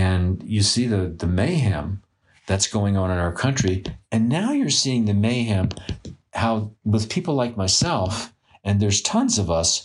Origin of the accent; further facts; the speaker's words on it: New York City, New York, United States; I grew up in Flatbush Avenue in Brooklyn, New York